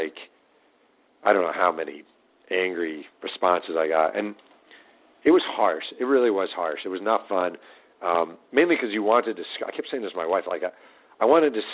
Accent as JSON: {"language": "English", "region": "New York", "country": "United States", "tie": "born or raised there", "said": "I grew up in New York and I watch the Jets a lot."}